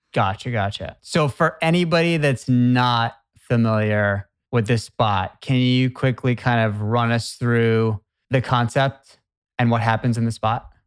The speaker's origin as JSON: {"language": "English", "area": "Boston area", "region": "Massachusetts", "country": "United States", "said": "I'm from the Boston area"}